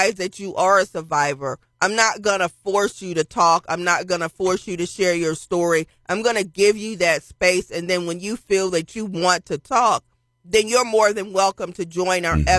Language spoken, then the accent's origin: English; Philadelphia, Pennsylvania, United States; moved away; I was born in Philadelphia, so I have family that still lives there.